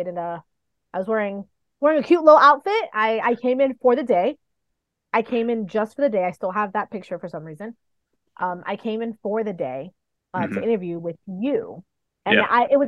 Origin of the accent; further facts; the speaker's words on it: New York City, New York, United States; moved away as an adult; also born or lived in Dominican Republic / Kansas City, Missouri; I was born in New York, and when I was a few months old, I moved to the Dominican Republic. And then I moved back when I was 7. But I spent my summers in the Dominican Republic. So I grew up between New York City